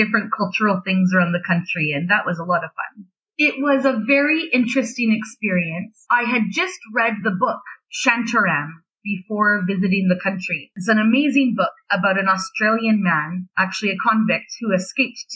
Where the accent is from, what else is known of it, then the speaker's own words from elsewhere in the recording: Canada; also born or lived in Beijing; I'm Canadian